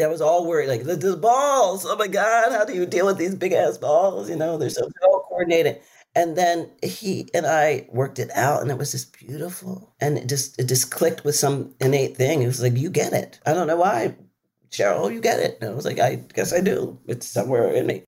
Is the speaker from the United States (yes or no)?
yes; Philadelphia, Pennsylvania, United States; I'm from Philly.